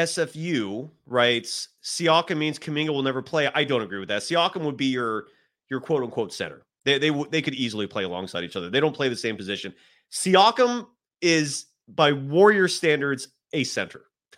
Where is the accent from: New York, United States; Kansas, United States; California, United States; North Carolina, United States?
California, United States; San Francisco Bay Area; I grew up in the San Francisco Bay Area watching a San Francisco 49ers team